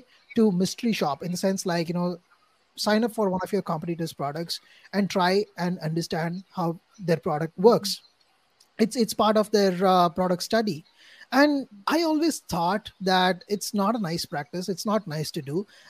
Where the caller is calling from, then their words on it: India; say right now I'm talking from India. It's like 12 in the night.